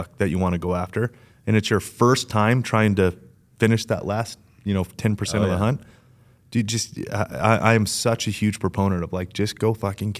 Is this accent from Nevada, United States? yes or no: yes; Las Vegas, Nevada, United States; Growing up in Las Vegas, right?